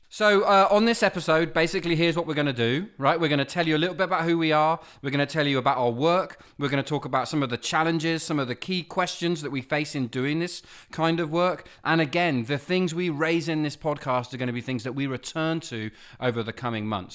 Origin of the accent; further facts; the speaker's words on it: England, United Kingdom; also born or lived in Nova Scotia, Canada; I was born in Nova Scotia. I was raised in England